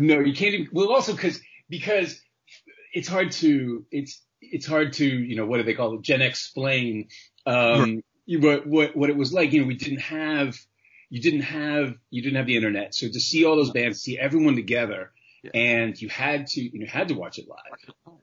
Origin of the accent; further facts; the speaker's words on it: New York City, New York, United States; also born or lived in Los Angeles, United States / Santa Barbara, United States; now in Toronto, Canada; I grew up in Manhattan